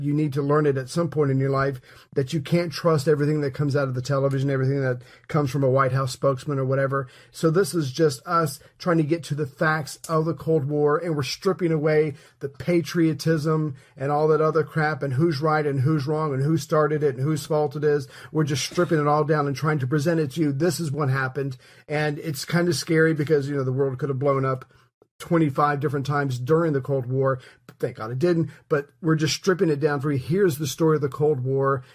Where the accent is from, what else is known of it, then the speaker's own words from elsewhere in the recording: United States; As an American